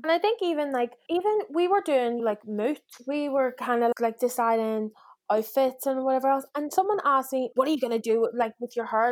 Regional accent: Belfast, Northern Ireland, United Kingdom

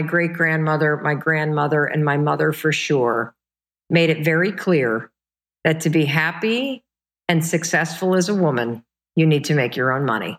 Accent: Midwest, United States; also born or lived in Michigan; we were the kind of family growing up in the Midwest

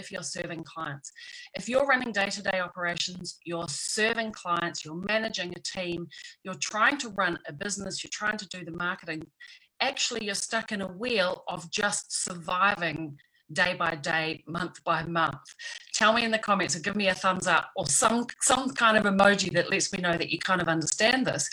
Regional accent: New Zealand; back in my home country in New Zealand

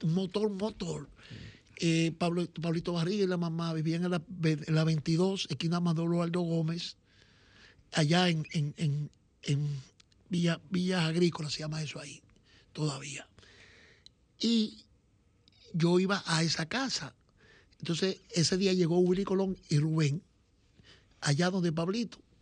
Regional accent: Dominican Republic; nosotros los dominicanos

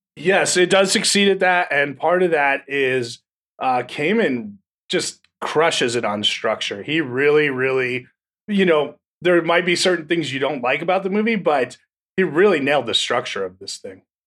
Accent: New Jersey, United States; I'm from New Jersey.

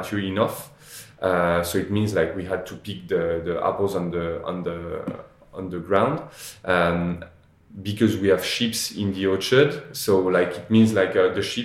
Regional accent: Normandy, France; I grew up in Normandy at the Chateau de Sassy

